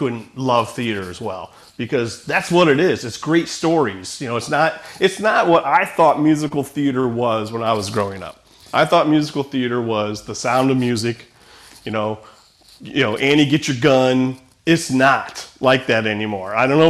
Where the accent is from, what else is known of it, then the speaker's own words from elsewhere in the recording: Rising Sun, United States; I grew up in Rising Sun, Lakota